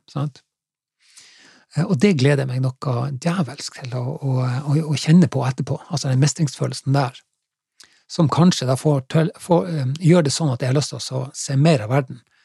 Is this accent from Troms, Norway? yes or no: yes; Finnsnes, Troms, Norway; also born or lived in Haugesund district; now in Haugesund, Norway; Etter at jeg vokste opp på, på, på Finnsnes, i Troms, så, eh, så flytta jeg jo hit til i Haugesundsdistriktet